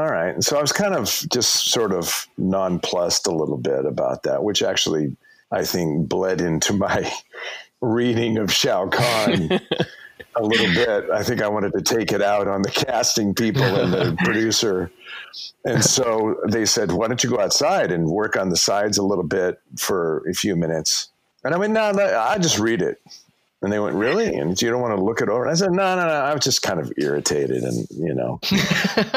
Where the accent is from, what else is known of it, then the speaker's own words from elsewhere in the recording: California, United States; I'm a dude from California